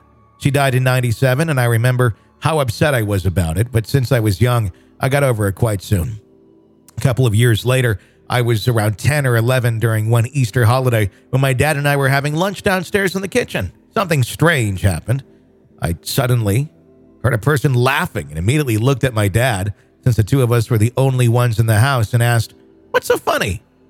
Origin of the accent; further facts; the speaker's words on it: Sweden; I'm from Sweden.